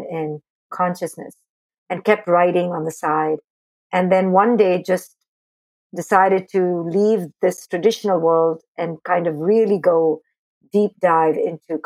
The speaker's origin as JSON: {"language": "English", "country": "India", "tie": "born or raised there", "moved": "as an adult", "lives_now": "United States", "said": "I grew up in India"}